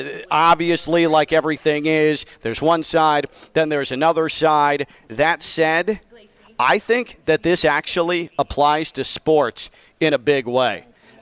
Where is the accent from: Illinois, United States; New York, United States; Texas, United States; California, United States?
Illinois, United States; Chicago; I'm from Chicago.